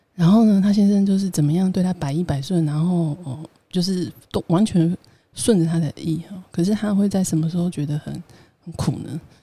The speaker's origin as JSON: {"language": "Chinese", "country": "Taiwan", "said": "为什么我是台湾人"}